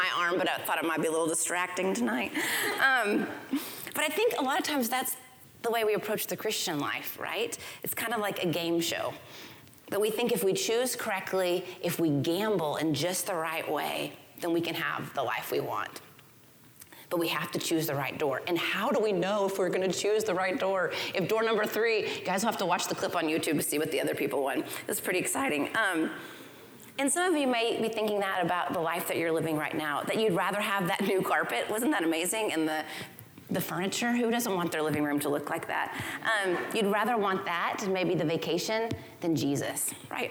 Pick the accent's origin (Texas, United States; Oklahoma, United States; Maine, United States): Oklahoma, United States; I grew up in Oklahoma